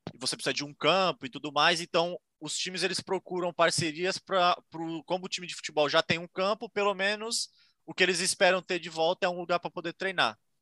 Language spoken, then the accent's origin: Portuguese; Santos, São Paulo, Brazil; moved away as an adult; now in Ireland; eu sou de Santos, São Paulo